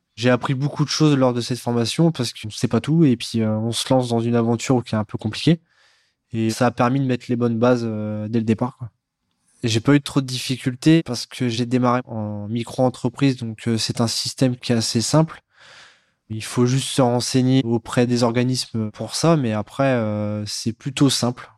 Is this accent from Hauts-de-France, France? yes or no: yes; Neuilly-sous-Clermont, Hauts-de-France, France; je viens de Neuilly sous Clermont dans l'Oise